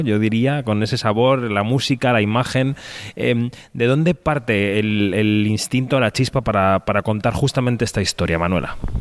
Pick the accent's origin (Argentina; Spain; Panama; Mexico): Spain